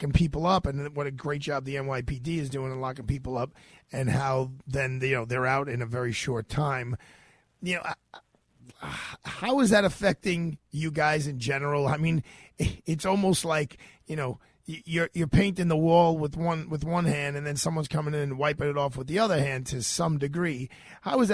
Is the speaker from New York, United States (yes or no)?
yes; New York City, New York, United States; I'm a New Yorker first